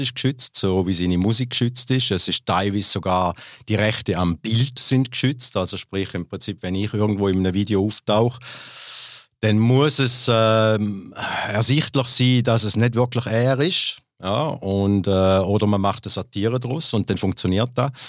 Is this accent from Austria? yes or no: no; Glarus, Switzerland; Erst dann auf Glarus dann äh, geschäftsmäßig gezogen und da bin ich auch geboren in der Schweiz